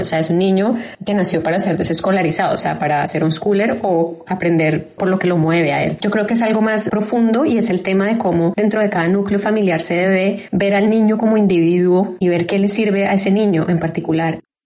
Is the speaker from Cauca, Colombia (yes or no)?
no; Bogotá, Colombia; now in Austin, United States; yo soy de Bogotá, Colombia. Actualmente vivo en Austin, Texas, Estados Unidos